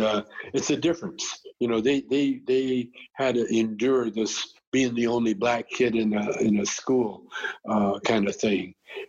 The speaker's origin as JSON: {"language": "English", "town": "Calgary", "region": "Alberta", "country": "Canada", "tie": "born or raised there", "said": "You know, I grew up in Calgary."}